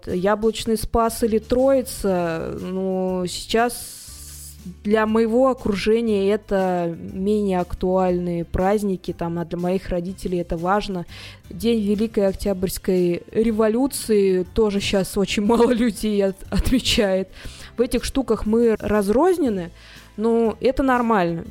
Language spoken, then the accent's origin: Russian; Tolyatti, Samara Oblast, Russia; я просто человек из Тольятти